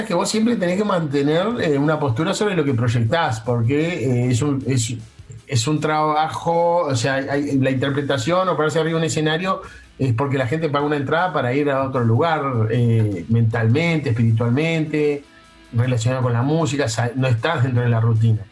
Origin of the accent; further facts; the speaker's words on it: Uruguay; los uruguayos pensamos que tenemos, que sabemos algo de esto que no todo el mundo lo sabe